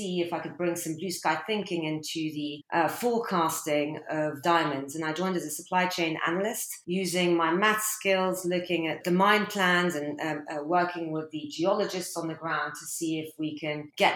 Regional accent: London, United Kingdom; also born or lived in Abu Dhabi, United Arab Emirates / Algeria; I'm originally Algerian. Both my parents are from a small village called Mdawrouche. They moved to the UAE and I was born in Abu Dhabi. And then they migrated to the UK here in London and put me in a French school

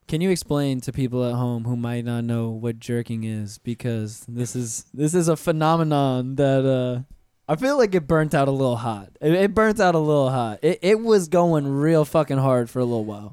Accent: Pensacola, Florida, United States; when we were stationed where I was born in Pensacola

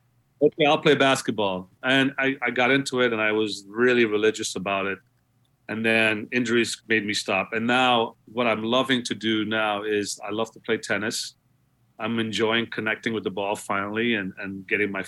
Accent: New York City, New York, United States; also born or lived in Guyana; growing up in Queens

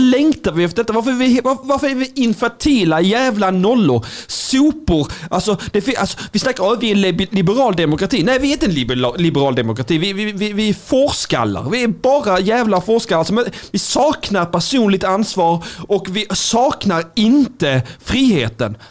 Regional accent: Skåne, Sweden; Jag är en blek kurd. Jag är skåning

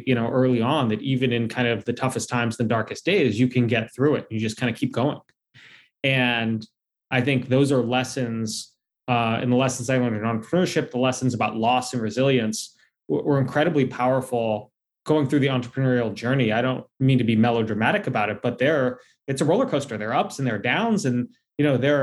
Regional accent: D.C., Virginia, United States; I grew up in Virginia, just outside of Washington, D.C., and working there.

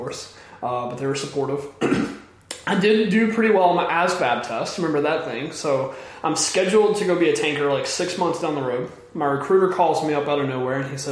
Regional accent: Southeast Texas, United States; I grew up in Southeast Texas

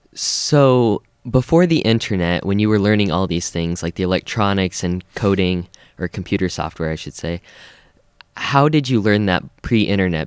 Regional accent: Colorado, United States; moved away; I'm originally from Colorado

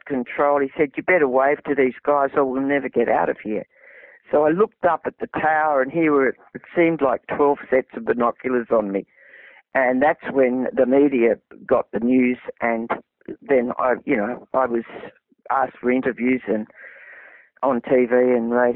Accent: Australia; he always referred to me as his Australian cousin

